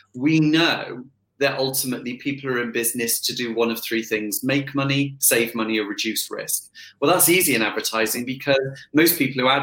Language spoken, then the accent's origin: English; Bath, South West England, United Kingdom; also born or lived in Bristol; I was brought up in Bristol, moved to Bath very, very quickly